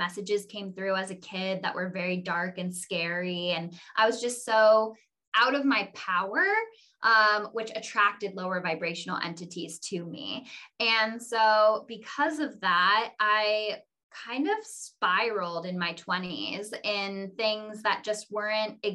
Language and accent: English; Ojai, California, United States; I was born and raised in Ojai, California